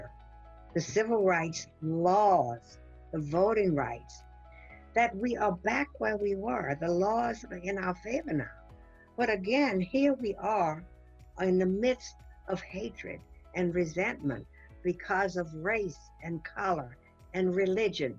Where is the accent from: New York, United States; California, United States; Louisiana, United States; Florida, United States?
Louisiana, United States; New Orleans; I grew up in New Orleans, Louisiana, the Deep South, under rigid segregation